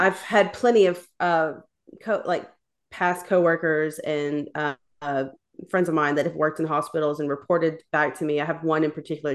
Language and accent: English; Tennessee, United States; I'm from Tennessee